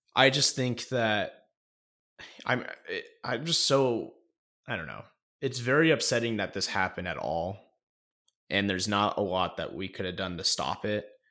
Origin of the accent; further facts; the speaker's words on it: Coeur d'Alene, Idaho, United States; That is my hometown